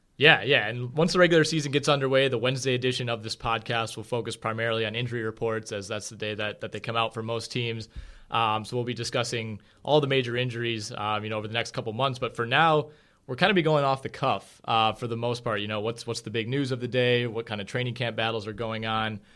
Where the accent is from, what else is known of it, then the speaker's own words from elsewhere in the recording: Green Bay, Wisconsin, United States; born and raised in Green Bay, Wisconsin